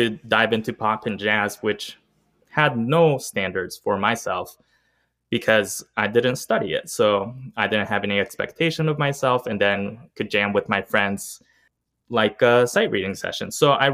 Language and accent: English; Columbus, Ohio, United States; I was born in Columbus, Ohio. Grew up with musical parents